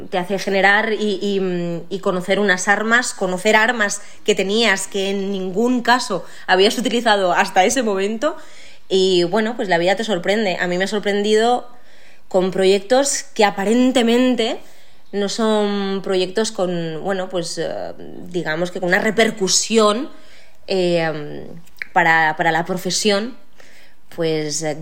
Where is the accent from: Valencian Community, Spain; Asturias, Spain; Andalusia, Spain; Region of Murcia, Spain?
Valencian Community, Spain; Valencia; yo venía de, ya haber trabajado bastante en mi tierra, he tenido la suerte de que a mí Valencia, pues, eh, a nivel profesional, pues me ha dado muchísimas, muchísimas alegrías.